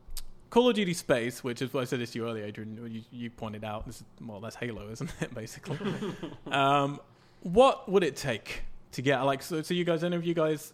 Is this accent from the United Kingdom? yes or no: yes; England, United Kingdom; I'm English.